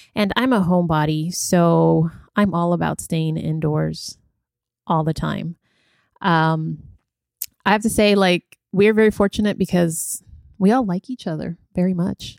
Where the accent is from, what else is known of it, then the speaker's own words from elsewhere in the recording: California, United States; I grew up in California